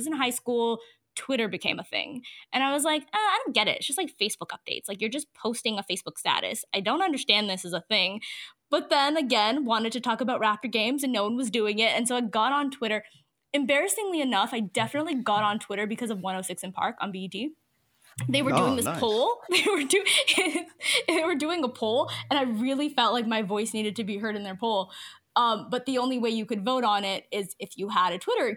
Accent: Toronto, Ontario, Canada; also born or lived in Mississauga; born and raised in Toronto and, live in Toronto still, but now I'm out on the East End.

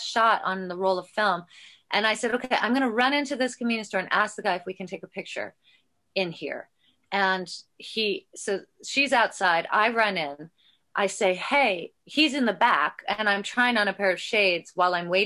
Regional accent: Toronto, Ontario, Canada; also born or lived in Orangeville, Ontario; I was born in Toronto

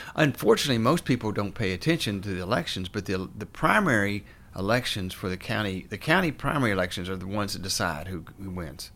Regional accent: Morristown, Tennessee, United States; moved away as an adult; also born or lived in Clemson, South Carolina / Atlanta, Georgia / North Carolina; now in Hendersonville, United States; I grew up in East Tennessee in a town called Morristown.

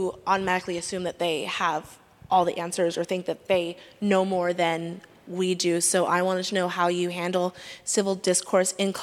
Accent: New York City, New York, United States; I grew up in New York City

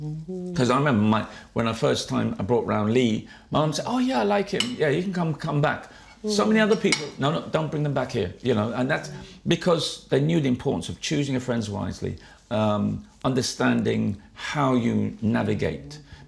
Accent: Jamaica; now in United Kingdom; And as I said, I came from Jamaica. I had this superiority complex because I felt Jamaica's my island.

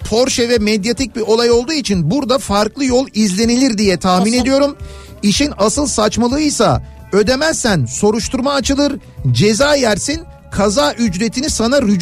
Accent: Edirne, Turkey; Edirneliyim. Sobalı evde büyüdüm. Bizim oralarda poponu sobaya dönüp ısıttığında

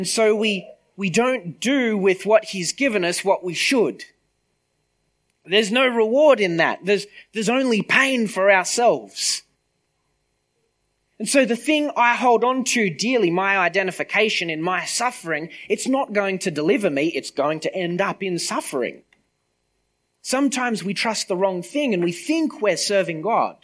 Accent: Griffith, New South Wales, Australia; I grew up in Griffith, right? I left for a couple of years. I came back

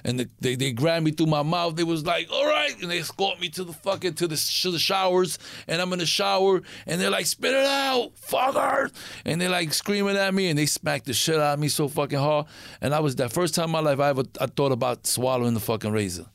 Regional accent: New York, United States; I'm from New York

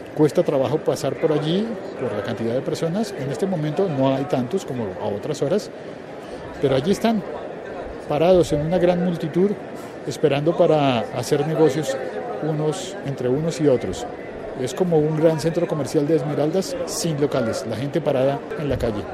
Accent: Colombia; nosotros los colombianos

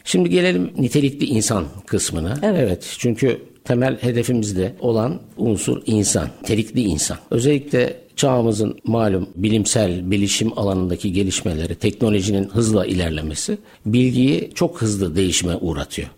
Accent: Adana, Turkey; moved away as an adult; also born or lived in Ankara; bin dokuz yüz yetmiş dört Adana, güzel Adana'da dünyaya geldim.

